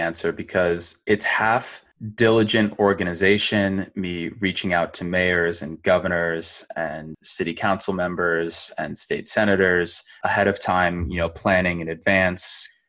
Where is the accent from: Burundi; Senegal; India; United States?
United States; Rockford, Illinois; I'm currently in my hometown of Rockford, Illinois, formerly the third most miserable city in America, according to Forbes' list of miserable cities, but we're down from two